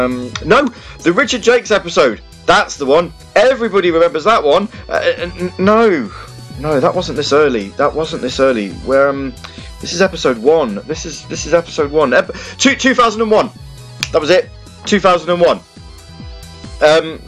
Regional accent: Dudley, West Midlands, United Kingdom; I'm from Dudley, and this is Radio Sega Live.

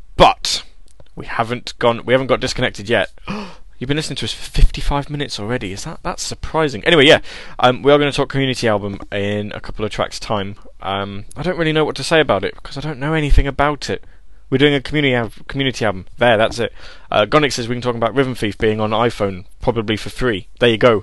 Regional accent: England, United Kingdom; accent: proper British accent; I'm I'm English. We English people sound like this all the time

